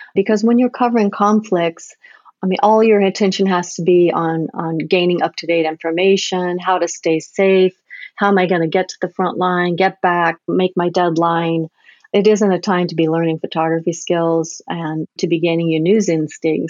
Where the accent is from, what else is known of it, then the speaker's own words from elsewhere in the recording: United States; being an American photojournalist